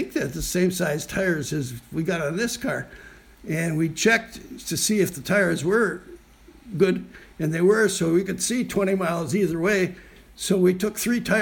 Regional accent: Wisconsin, United States; we're from Wisconsin

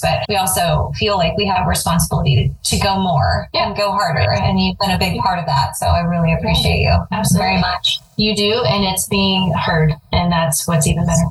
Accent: California, United States; I was from California

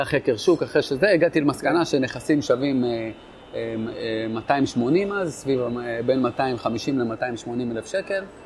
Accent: Netanya, Central District, Israel; moved away; also born or lived in Kiryat Shmona; אני במקור מנתניה

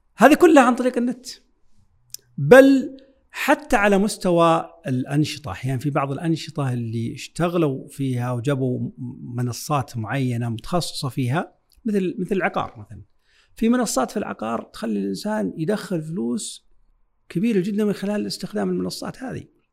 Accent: Saudi Arabia; عندنا في السعودية

